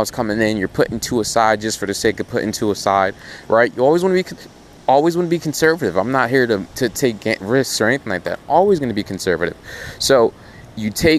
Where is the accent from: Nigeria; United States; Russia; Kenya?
Nigeria; moved away; I'm from Nigeria.